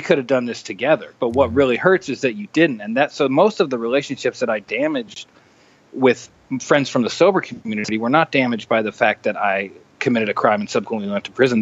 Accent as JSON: {"language": "English", "area": "the Northwest", "region": "Pacific Northwest", "country": "United States", "tie": "born or raised there", "said": "I grew up in the in Northwest at a time when uh, heroin was really prevalent"}